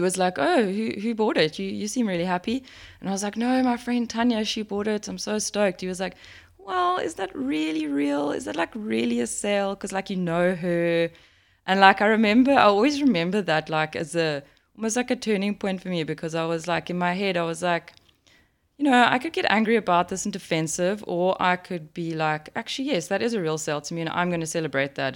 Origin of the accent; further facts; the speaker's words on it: South Africa; a South African, living in South Africa